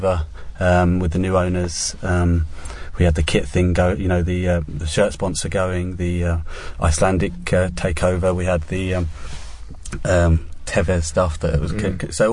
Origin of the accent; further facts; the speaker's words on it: Essex, East of England, United Kingdom; growing up in Essex